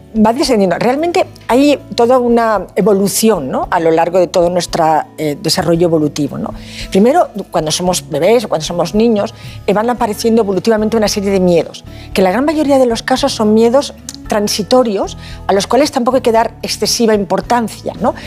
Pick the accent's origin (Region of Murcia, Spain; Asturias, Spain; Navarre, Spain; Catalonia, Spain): Asturias, Spain; now in Valencia, Spain; Soy asturiana de corazón, valenciana de adopción